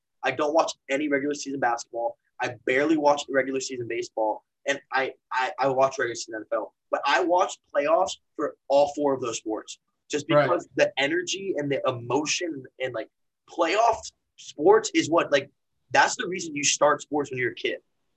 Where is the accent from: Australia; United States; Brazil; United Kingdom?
United States; Tampa, Florida; I knew his son growing up in Tampa